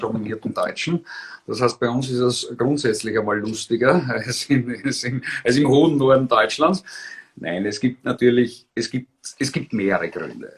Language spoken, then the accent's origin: German; Graz, Styria, Austria; in meiner Heimatgemeinde der Schlanzberg in Graz, in der zweitgrößten Stadt